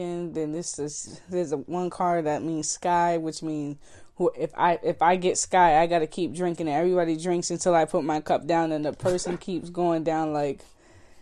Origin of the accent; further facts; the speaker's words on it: Boston, Massachusetts, United States; I'm from Boston